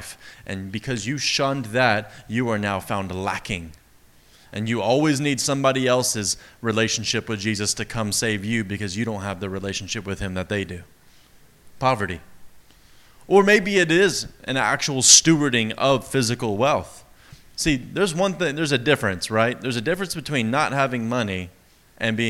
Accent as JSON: {"language": "English", "region": "East Texas", "country": "United States", "accent": "East Texas", "said": "My East Texas accent"}